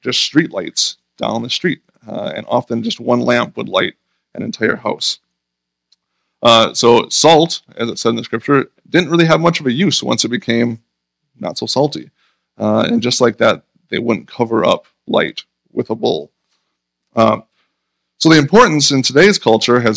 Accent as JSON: {"language": "English", "town": "Berlin", "region": "Wisconsin", "country": "United States", "tie": "born or raised there", "said": "I grew up in Berlin, Wisconsin."}